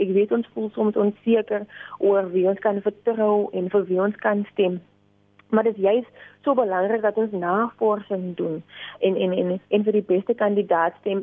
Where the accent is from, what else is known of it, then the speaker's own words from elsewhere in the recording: South Africa; as 'n Afrikaner, as 'n jong Suid-Afrikaner